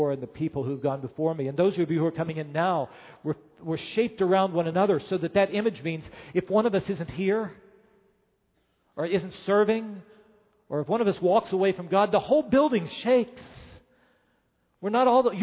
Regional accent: Chicago, Illinois, United States; as a Chicagoan

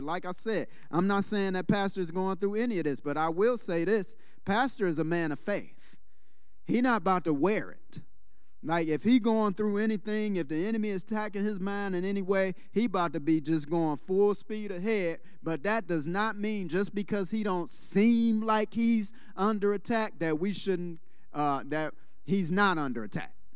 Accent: Detroit, Michigan, United States; moved away; I was born and raised in Detroit

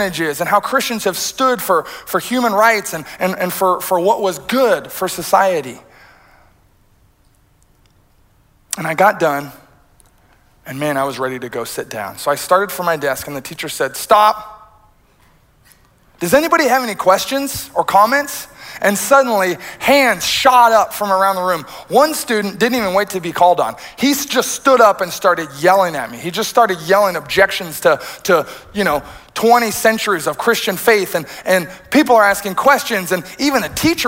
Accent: rural Iowa, United States; moved away; I'm a straight-laced kid who grew up in rural Iowa.

